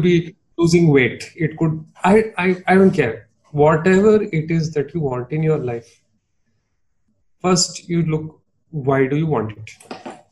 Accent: Mumbai, Maharashtra, India; accent: Bombaya Hindi; now I'm from Bombay, you know, and I, yeah, I used to speak that. I still speak that very very Bombaya Hindi

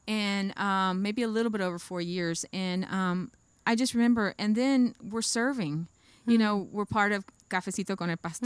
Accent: Pahokee, Florida, United States; also born or lived in Boynton Beach, Florida / Belle Glade, Florida; I was born in Boynton, but I grew up in Pahokee

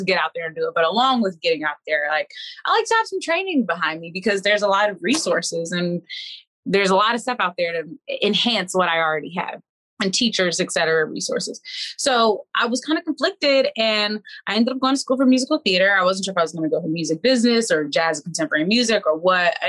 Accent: Washington, District of Columbia, United States; I'm from Washington, D.C. I have been performing all of my life.

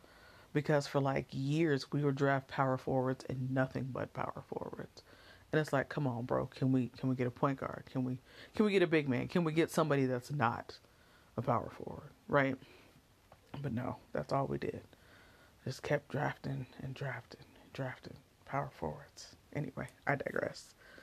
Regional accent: Oakland, California, United States; because I grew up in Oakland

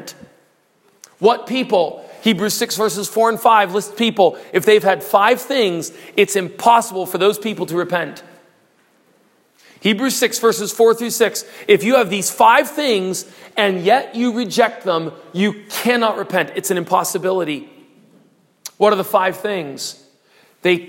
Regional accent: United States; I'm an American

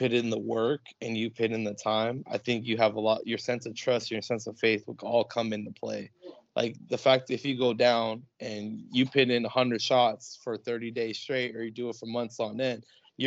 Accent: Palm Springs, California, United States; also born or lived in La Quinta, California / Scottsdale, Arizona / Tempe, Arizona / Mesa, Arizona; I grew up in the Palm Springs area. I've lived here for most of my life. I lived in La Quinta, California.

